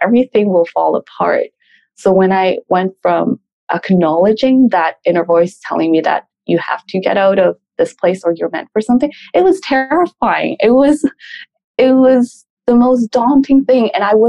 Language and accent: English; Peru; also born or lived in Canada; We grew up in Peru and we moved to Canada for a couple of years. Terrorism was really bad. And then we moved back. So my first maybe 10 years of my life, we moved around a lot.